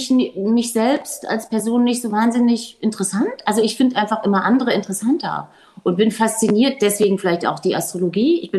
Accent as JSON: {"language": "German", "country": "Germany", "said": "ich komme hier aus der DDR"}